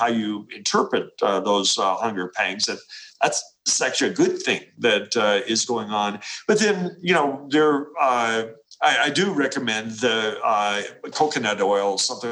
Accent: Appalachia, United States; I come from Appalachia

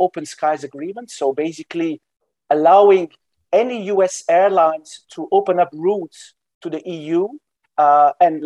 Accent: Brussels, Brussels-Capital Region, Belgium; moved away as an adult; now in Washington, D.C., United States; I'm from Belgium originally. My name is in South Belgium. I have Balkanic roots, you know, Western Balkans, but I was born in Brussels.

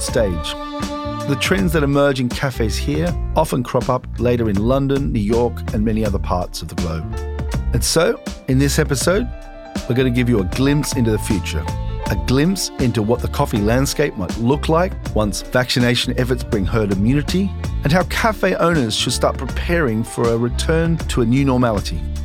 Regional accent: Sydney, New South Wales, Australia; moved away; I was actually born in Sydney, Australia, and last month, I boarded a plane back to my hometown

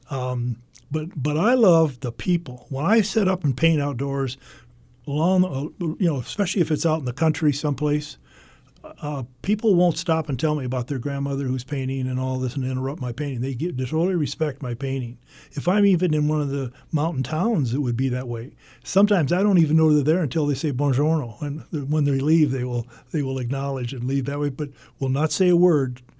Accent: United States; the reason being is that I grew up on the Mississippi River, and it was always fun for me when I would be in a boat and, and look at my hometown from the river

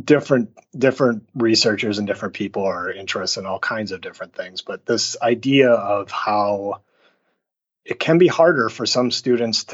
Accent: Minnesota, United States; also born or lived in California; now in Wisconsin, United States; I grew up a Minnesotan

